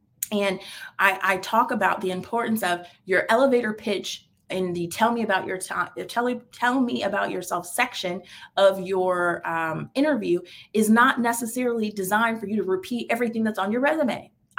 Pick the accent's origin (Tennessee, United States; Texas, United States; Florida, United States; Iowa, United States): Florida, United States; Tampa; Oh, well, I'm in Tampa, born and raised in Tampa. I have lived in a few places. My career has taken me across the world.